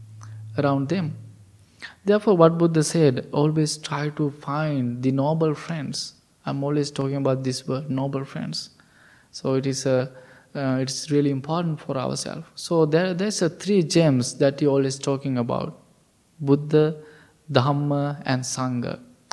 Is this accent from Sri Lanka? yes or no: yes; Sri Lanka; moved away; we all the monks, we are from Sri Lanka